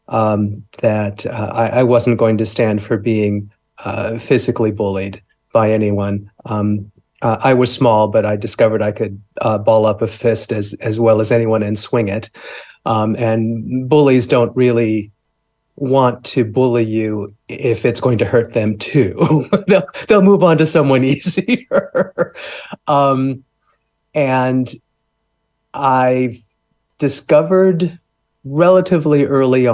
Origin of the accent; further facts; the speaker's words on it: Los Angeles, California, United States; I grew up in Los Angeles, in the suburbs of Los Angeles, California, USA